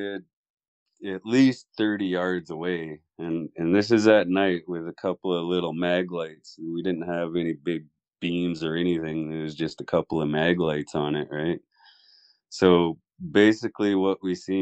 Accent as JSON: {"language": "English", "area": "Malahat Reserve, Vancouver Island", "region": "British Columbia", "country": "Canada", "tie": "born or raised there", "also_born_or_lived": "Mill Bay"}